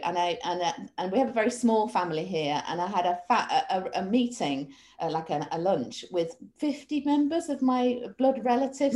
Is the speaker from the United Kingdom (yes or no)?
yes; Manchester, North West England, United Kingdom; I'm actually from Manchester